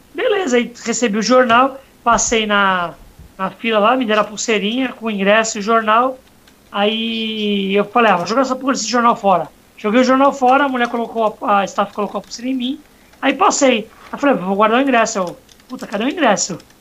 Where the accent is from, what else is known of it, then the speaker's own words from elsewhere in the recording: Santos, São Paulo, Brazil; sou de Santos